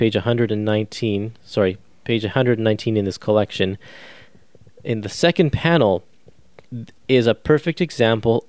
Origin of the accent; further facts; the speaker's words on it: Canada; me as a Canadian, I don't learn about the American side of World War II in history class